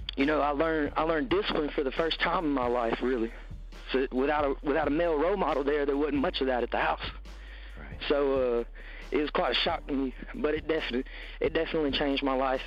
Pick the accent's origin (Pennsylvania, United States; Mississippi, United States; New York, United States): Mississippi, United States; Tupelo; growing up in Tupelo, uh, it's a it's a good area with a lot of stuff going on compared to other pieces of Mississippi